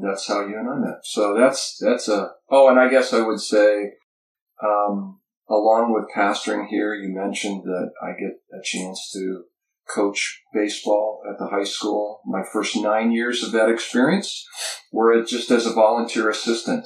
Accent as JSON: {"language": "English", "region": "Montana", "country": "United States", "tie": "born or raised there", "also_born_or_lived": "Western Oregon", "moved": "as an adult", "said": "I was born and raised in Montana"}